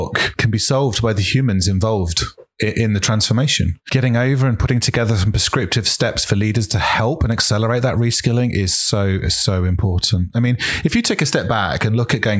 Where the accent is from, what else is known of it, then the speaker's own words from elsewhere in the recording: United Kingdom; I'm British